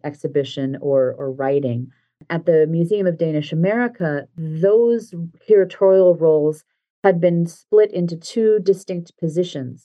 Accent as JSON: {"language": "English", "town": "Minneapolis", "region": "Minnesota", "country": "United States", "tie": "born or raised there", "also_born_or_lived": "Delaware", "said": "my hometown of Minneapolis"}